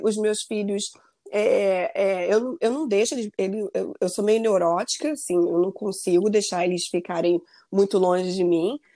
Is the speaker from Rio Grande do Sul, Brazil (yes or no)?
no; Rio de Janeiro, Brazil; moved away as an adult; also born or lived in Maryland, United States; now in United States; voltar para o Rio, eu sou do Rio